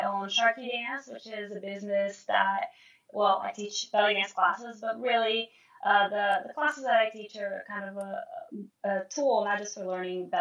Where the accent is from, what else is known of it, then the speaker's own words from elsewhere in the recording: Brazil; moved away; I'm originally from Brazil